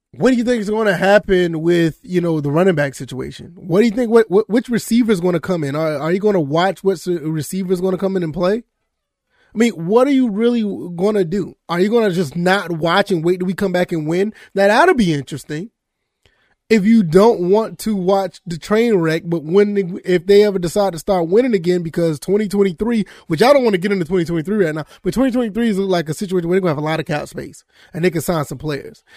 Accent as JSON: {"language": "English", "town": "Savannah", "region": "Georgia", "country": "United States", "tie": "born or raised there", "said": "I grew up in Georgia, but, um, it was so bad because I lived in Savannah, Georgia"}